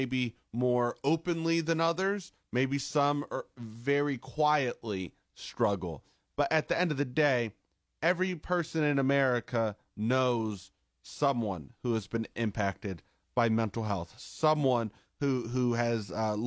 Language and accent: English; Carrollton, United States; in my hometown of Carrollton